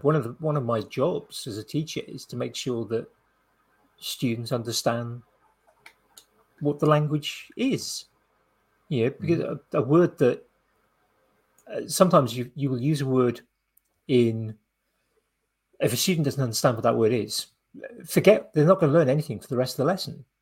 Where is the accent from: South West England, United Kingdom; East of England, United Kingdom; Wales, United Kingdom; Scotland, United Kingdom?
Wales, United Kingdom; I was growing up in Wales